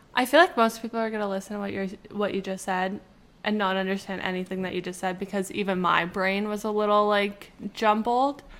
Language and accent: English; Canada; we're from Canada and it's snowy